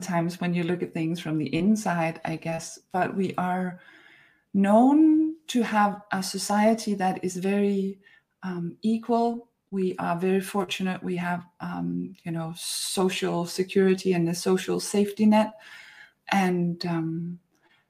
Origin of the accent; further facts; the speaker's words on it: Denmark; I'm from Denmark